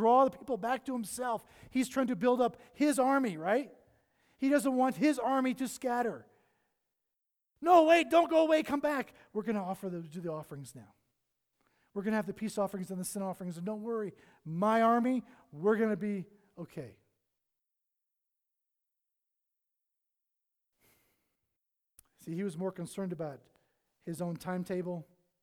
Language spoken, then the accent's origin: English; the South, United States; moved away; I'm from the South.